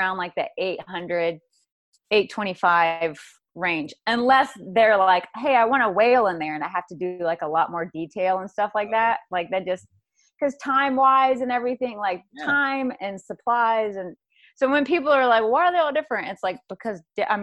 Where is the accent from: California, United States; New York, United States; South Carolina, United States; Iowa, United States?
South Carolina, United States; now in Santa Barbara, United States; I came from the South, South Carolina.